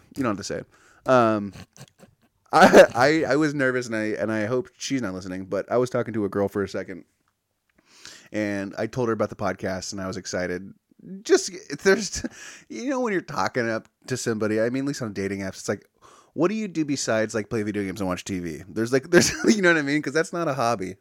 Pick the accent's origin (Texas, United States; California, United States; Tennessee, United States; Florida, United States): California, United States; I grew up here in California